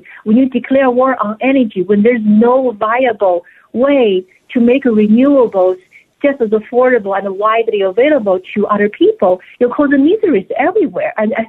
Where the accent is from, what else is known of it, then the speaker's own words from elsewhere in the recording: China; English is a second language; now in United States; I came from China. I lived through food shortages before. I had never imagined that I would have to live it again in the United States.